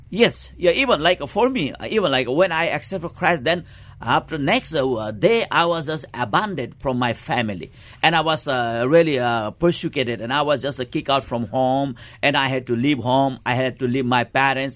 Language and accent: English; eastern Nepal, Nepal; I was born in the Eastern part of Nepal, and I was, uh, really grew in the remote area is countryside